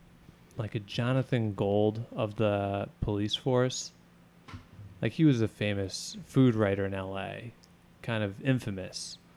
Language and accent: English; Cleveland, Ohio, United States; moved away; So it's a Cincinnati thing. I'm from Ohio.